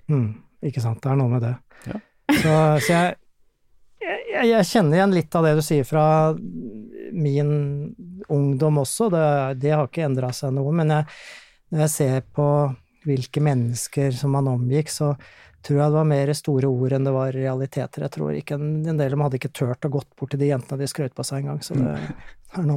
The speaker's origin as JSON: {"language": "Norwegian", "town": "Gjerdrum", "region": "Akershus", "country": "Norway", "tie": "born or raised there", "also_born_or_lived": "Tjøme", "moved": "yes", "lives_now": "Tønsberg, Norway", "said": "er opprinnelig fra Akershus-traktene. Gjerdrum er jeg vokst opp."}